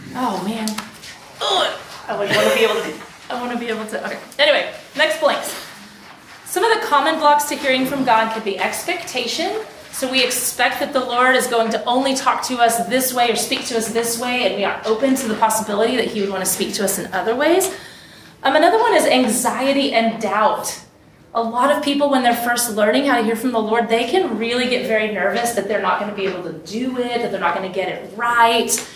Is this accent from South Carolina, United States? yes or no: no; Texas, United States; I'm from Texas